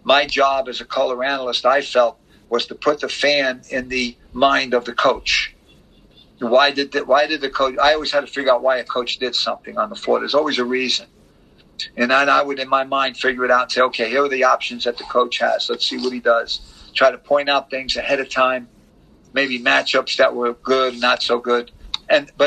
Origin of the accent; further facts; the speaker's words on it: Mount Vernon, New York, United States; moved away as an adult; now in Miami, United States; I'm from Mount Vernon, so I know I was, the local guy who made good